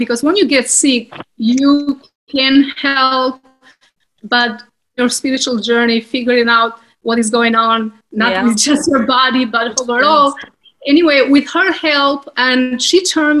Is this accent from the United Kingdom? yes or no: no; Albania; moved away; I grew up in Albania, and we have Mediterranean healthy diet